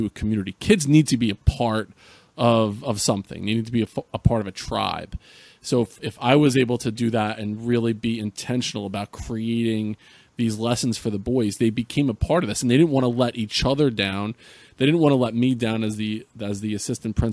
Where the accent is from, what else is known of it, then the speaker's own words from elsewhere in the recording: central New Jersey, United States; I grew up in New Jersey. I'd grown up in central New Jersey